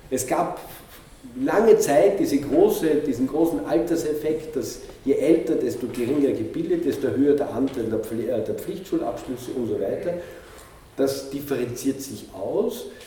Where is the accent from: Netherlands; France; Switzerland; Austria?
Austria; Linz, Upper Austria; wie in Linz oder wo ich herkomme, in Linz oder teilweise auch in Paris